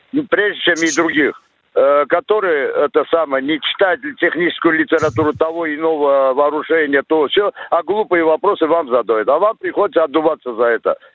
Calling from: Chelyabinsk, Chelyabinsk Oblast, Russia; Э, я это, из Челябинска, бывший работник телевидения.

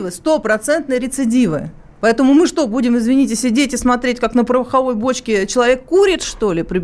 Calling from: Moscow, Russia; я из Москвы.

